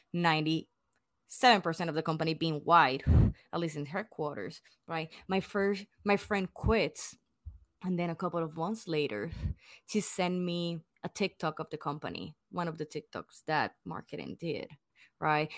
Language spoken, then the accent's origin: English; Puerto Rico; English is a second language; moved away as an adult; now in United States; like me, hundred percent born and raised in Puerto Rico